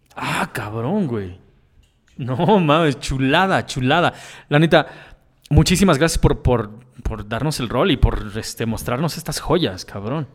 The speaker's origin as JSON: {"language": "Spanish", "country": "Mexico", "said": "como mexicano"}